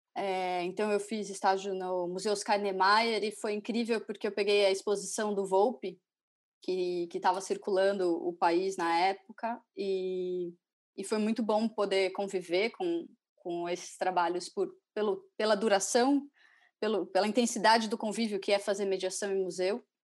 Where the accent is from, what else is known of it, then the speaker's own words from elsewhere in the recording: Curitiba, Paraná, Brazil; eu sou de Curitiba